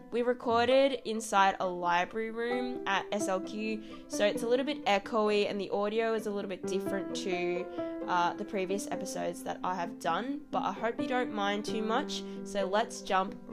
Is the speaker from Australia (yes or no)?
yes; Australia; our experiences growing up